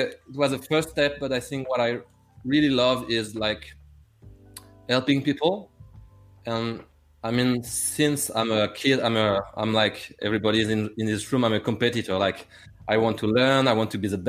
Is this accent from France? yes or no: yes; France; English is a second language; I'm not English, I'm French.